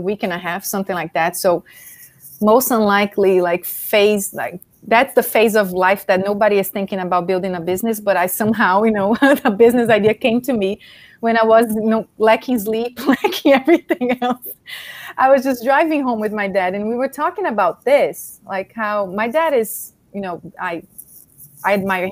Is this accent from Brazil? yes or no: yes; Brazil; moved away; I'm Brazilian. So, born and raised in Brazil